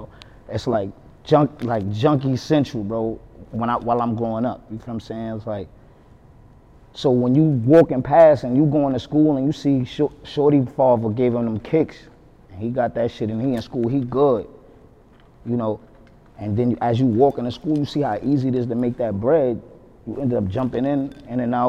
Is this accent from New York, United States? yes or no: yes; New York City, New York, United States; growing up in Harlem, pretty much a story of everybody in Harlem